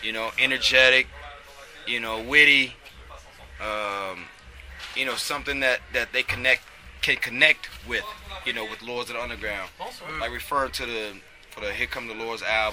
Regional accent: Cleveland, Ohio, United States; moved away; also born or lived in East Coast; I grew up in Cleveland, Ohio, so, you know, I have those roots

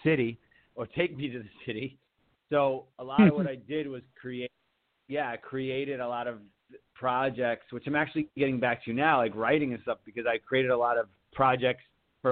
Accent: Long Island, New York, United States; moved away; I am from Long Island

